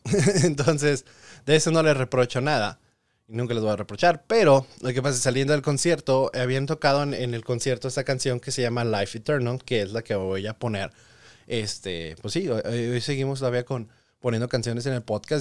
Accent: Tepic, Nayarit, Mexico; also born or lived in Tijuana, Baja California; now in United States; a la bella ciudad de Tepic Nayarit, porque pues ahí crecí

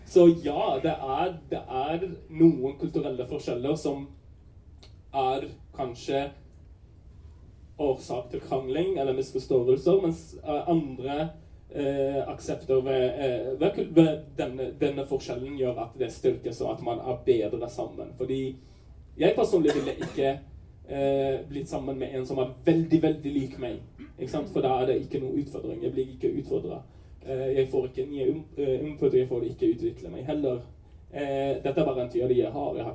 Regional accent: Pakistan; Og jeg vil komme ut av skapet som pakistaner.

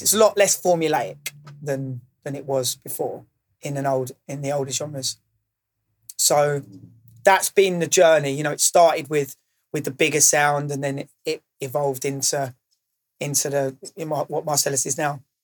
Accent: Maidstone, South East England, United Kingdom; now in London, United Kingdom; I didn't grow up in London. So I didn't have that initial underground scene on my doorstep. Um, I grew up in Maidstone

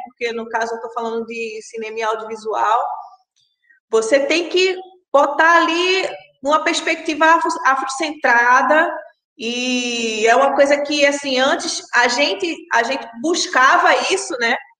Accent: Pernambuco, Brazil; moved away as an adult; now in Rio de Janeiro, Brazil; eu sou pernambucana, moro no Rio há 10 anos.

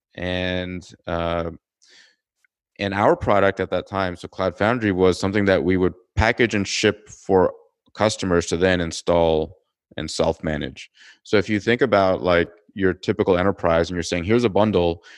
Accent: Toronto, Ontario, Canada; moved away as an adult; also born or lived in California; I'm originally from Toronto, Canada

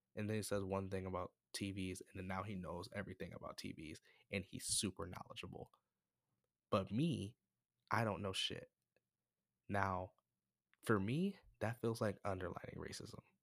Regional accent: United States; I'm from America, by the way, I'm not from Africa

